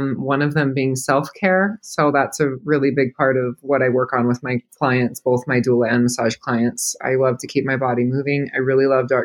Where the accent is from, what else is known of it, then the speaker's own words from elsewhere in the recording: Arizona, United States; I grew up in Arizona